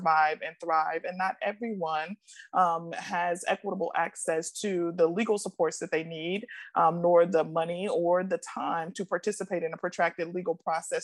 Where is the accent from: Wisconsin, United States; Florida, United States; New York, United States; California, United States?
Wisconsin, United States; Milwaukee; now in Washington, D.C., United States; I was born and raised in Milwaukee, Wisconsin, so I am a Midwest girl at heart